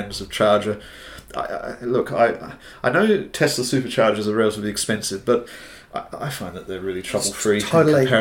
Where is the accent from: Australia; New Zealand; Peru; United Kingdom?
New Zealand; Hamilton, Waikato; I grew up in Hamilton